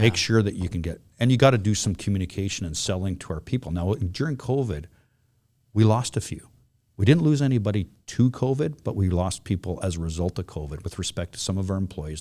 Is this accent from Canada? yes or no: yes; West Vancouver, British Columbia, Canada; also born or lived in Flin Flon, Manitoba; I grew up in here in West Vancouver